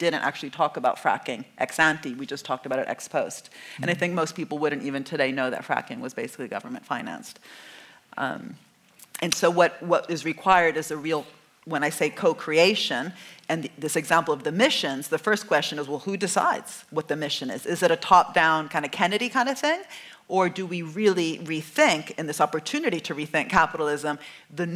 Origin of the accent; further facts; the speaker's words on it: Italy; I'm from Italy